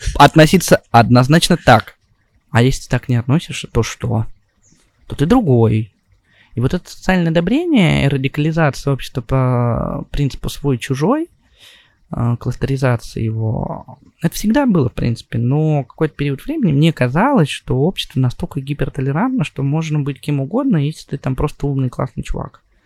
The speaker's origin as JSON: {"language": "Russian", "country": "Russia", "tie": "born or raised there", "also_born_or_lived": "Saint Petersburg / Moscow / Israel", "moved": "yes", "said": "Я родился в России, я а, учился в классной школе"}